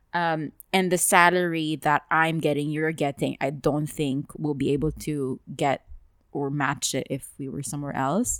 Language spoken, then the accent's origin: English; Dubai, United Arab Emirates; we've lived here our entire lives